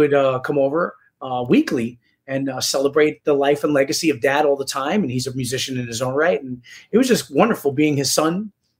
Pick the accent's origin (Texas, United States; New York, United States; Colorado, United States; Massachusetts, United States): New York, United States; New York City; also born or lived in Rockland County; I do not know Spanish myself. I didn't know growing up simply because I was born and raised in New York City. So I had to learn Spanish and I had to go to school for it and kind of learn the street slang of Spanish.